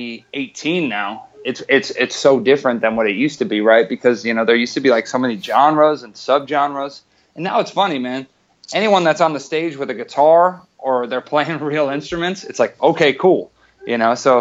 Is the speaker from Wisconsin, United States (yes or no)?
yes; Wisconsin, United States; now in Los Angeles, United States; I grew up in Wisconsin